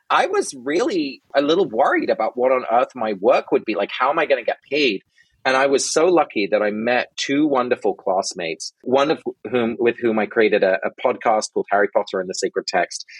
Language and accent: English; London, United Kingdom; now in Brooklyn, United States; I was born and raised in England